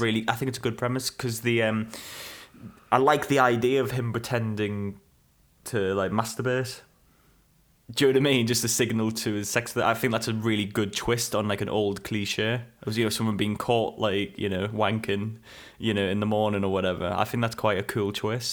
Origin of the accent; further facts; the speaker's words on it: England, United Kingdom; very relatable to us, you know, being English